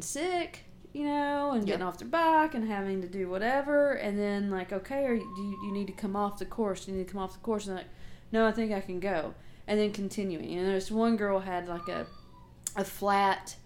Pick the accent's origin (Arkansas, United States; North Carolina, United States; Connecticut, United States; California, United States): Arkansas, United States; Little Rock; I'm not really from here either, I'm from Little Rock